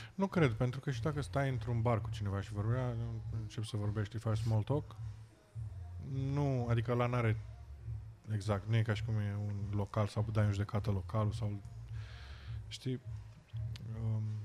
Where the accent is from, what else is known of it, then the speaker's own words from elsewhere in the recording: Romania; moved away as an adult; now in United Kingdom; de unde ești, să le spun din România